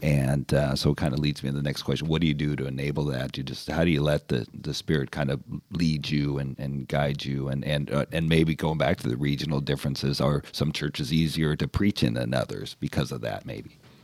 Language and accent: English; California, United States; I'm born and raised in California